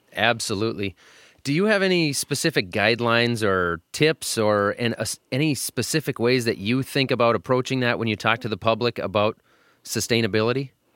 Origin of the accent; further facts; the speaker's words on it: Minnesota, United States; I'm from Minnesota. We're sitting in Minnesota.